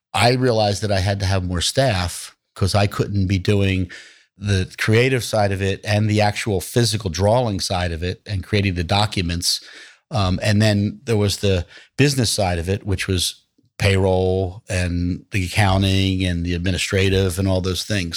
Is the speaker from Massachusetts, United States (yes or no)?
no; Atlantic City, New Jersey, United States; I'm born and raised in Atlantic City, New Jersey.